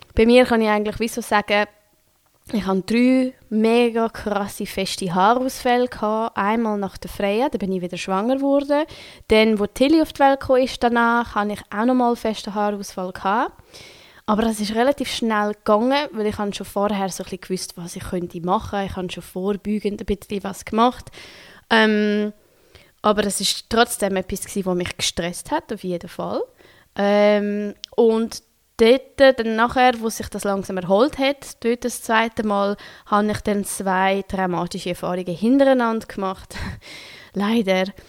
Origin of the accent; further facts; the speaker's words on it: Switzerland; accent: Swiss German; first language Swiss German; German is a second language; now in Berlin, Germany; dass es nicht meine Muttersprache ist. Merkt man vielleicht nicht, wenn ich Schweizerdeutsch rede